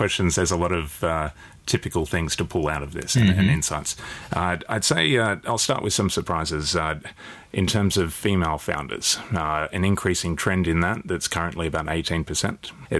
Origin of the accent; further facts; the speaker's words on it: New South Wales, Australia; I'm from New South Wales